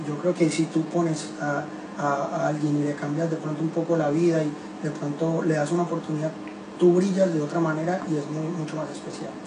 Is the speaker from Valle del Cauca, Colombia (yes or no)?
no; Medellín, Antioquia, Colombia; soy de Colombia, de Medellín